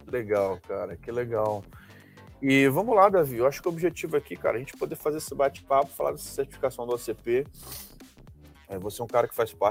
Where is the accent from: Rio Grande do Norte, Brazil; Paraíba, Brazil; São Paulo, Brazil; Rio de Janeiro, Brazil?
Rio de Janeiro, Brazil; falando do Rio, cara. Sou do Rio.